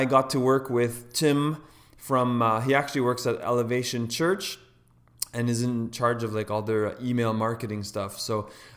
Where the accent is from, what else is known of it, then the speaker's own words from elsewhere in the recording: Toronto, Ontario, Canada; a fellow Canadian. I'm from Toronto